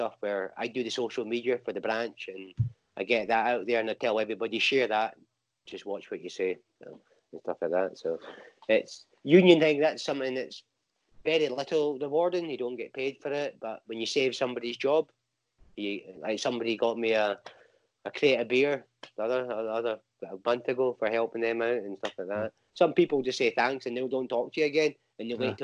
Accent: Inverurie, Scotland, United Kingdom; moved away as an adult; also born or lived in Banbury, Oxfordshire; now in Glasgow, United Kingdom; Up the other side of Aberdeen. So a wee town called Inverurie. That's where I grew up

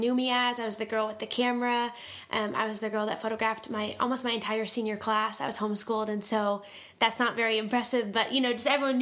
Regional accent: East Coast, United States; moved away as an adult; now in Tulsa, United States; I grew up on the East Coast and moved here because God told me I was going to move to Oklahoma one day

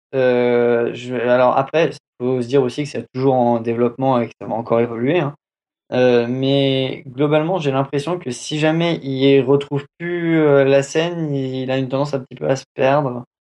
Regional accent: France; accent: French accent in English; j'ai un accent français, anglais de merde

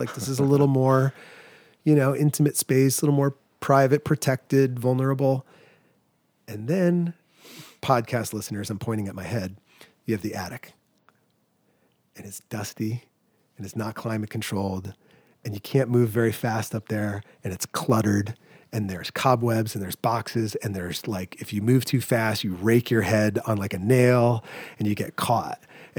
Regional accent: New England, United States; Because I grew up in New England, so like two-story colonial with an attic.

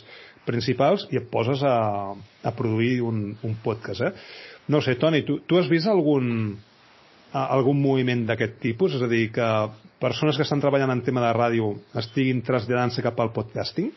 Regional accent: Badalona, Catalonia, Spain; jo sóc de Badalona

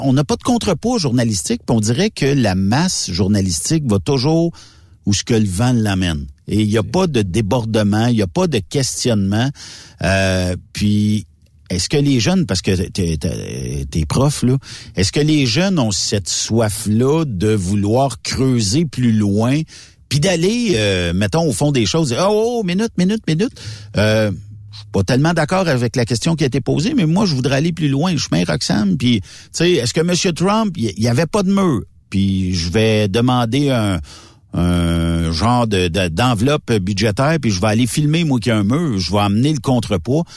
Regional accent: Canada; moi, je suis Canadien

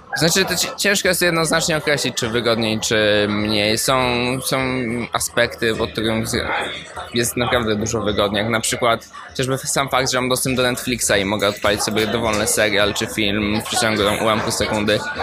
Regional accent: Poland; moved away as an adult; now in United States; jestem z Polski

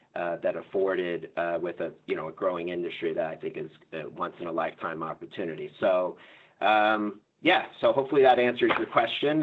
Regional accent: Florida, United States; I come from Florida

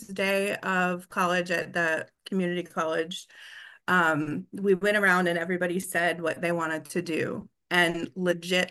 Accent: Des Moines, Iowa, United States; moved away as an adult; now in Southern California, United States; I was born in Des Moines, Iowa

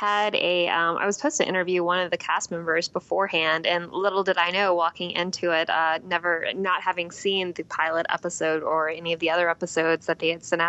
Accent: Atlanta, Georgia, United States; I'm from Atlanta

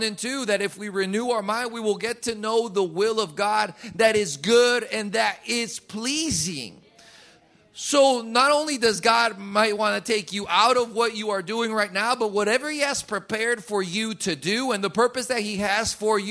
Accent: Colombia; moved away; where I grew up in Colombia, if someone said buenas noches, my mom made sure you said buenas noches back.

